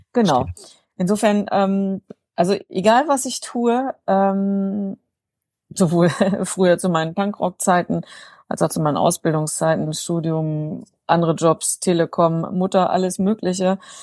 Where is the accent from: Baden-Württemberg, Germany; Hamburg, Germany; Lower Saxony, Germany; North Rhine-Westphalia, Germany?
Lower Saxony, Germany; North German Plain, north of Hanover; moved away as an adult; now in Bonn, Germany; Ursprünglich komme ich, sage ich mal, aus der norddeutschen Tiefebene, aus einem kleinen Dorf mit drei Häusern